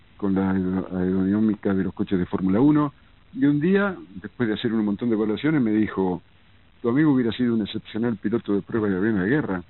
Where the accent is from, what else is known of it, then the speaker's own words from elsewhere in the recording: Lincoln, Buenos Aires Province, Argentina; moved away; yo me fui de Lincoln, ni siquiera de Buenos Aires